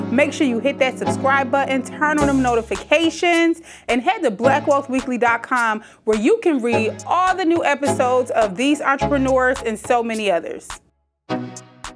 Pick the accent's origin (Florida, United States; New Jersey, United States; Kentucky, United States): New Jersey, United States; Trenton; moved away; I was born in Trenton, New Jersey.